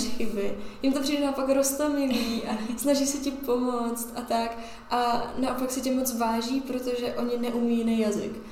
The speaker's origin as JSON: {"language": "Czech", "country": "Czechia", "said": "jsem z České republiky"}